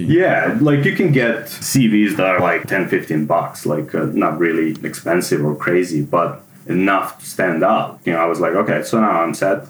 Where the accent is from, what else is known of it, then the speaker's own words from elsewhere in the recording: Serbia; moved away as an adult; also born or lived in Germany; now in Melbourne, Australia; I was born in Serbia and I lived there most of my life